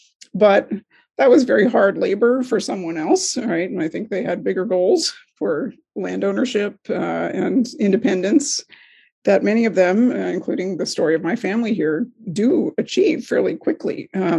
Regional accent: Hawaii, United States; So there is a Portuguese presence, certainly in my hometown in Hawaii, and in a lot of other locations that I think deserves a little more attention.

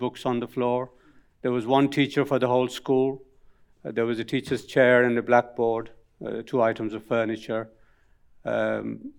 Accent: Mirpur, Azad Kashmir, Pakistan; moved away; I grew up in Kashmir, the bit that's under Pakistani control, and in a district called Mirpur

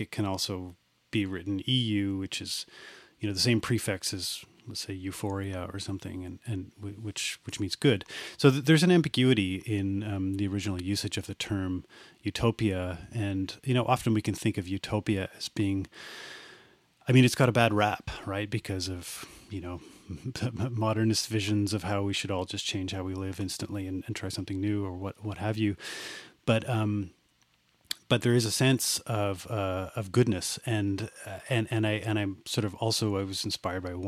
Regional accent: Perth, Ontario, Canada; I grew up in Perth, Ontario

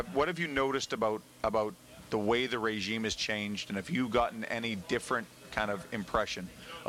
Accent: Vancouver, British Columbia, Canada; born or raised there

